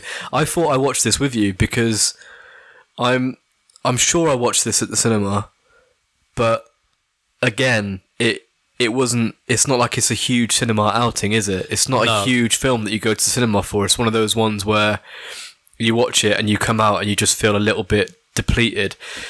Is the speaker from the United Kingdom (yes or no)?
no; Ireland; I mean, I'm fucking Irish Catholic.